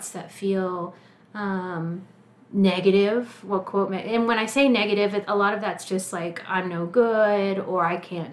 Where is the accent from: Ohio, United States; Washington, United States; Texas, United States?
Texas, United States; San Marcos; moved away as an adult; also born or lived in Austin, Texas; now in Lawrence, United States; I came here from Austin. I'm Texas. Originally from a town just south of Austin called San Marcos.